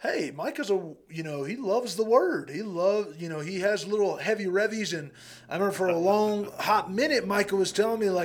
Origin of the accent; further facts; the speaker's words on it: Eloy, Arizona, United States; I'm a little boy from Eloy, Arizona